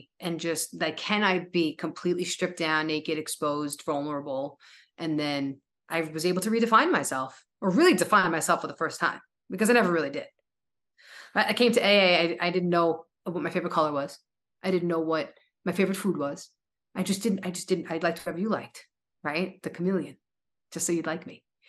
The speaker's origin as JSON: {"language": "English", "region": "New York", "country": "United States", "said": "I had no idea that I was so dependent on being a New Yorker. Right? Depending, I know us New Yorkers, we're so proud."}